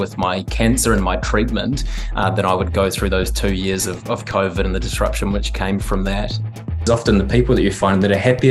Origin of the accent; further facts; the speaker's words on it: Christchurch, Canterbury, New Zealand; also born or lived in Gold Coast, Australia; I'm from Christchurch